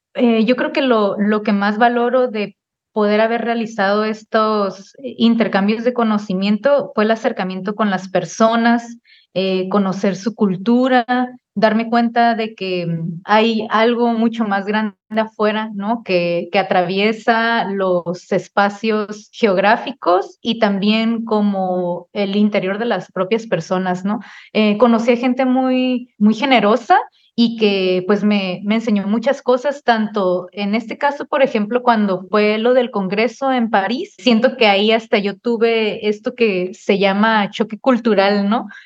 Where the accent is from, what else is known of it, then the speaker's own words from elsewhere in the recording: Tijuana, Baja California, Mexico; nací aquí en la ciudad de Tijuana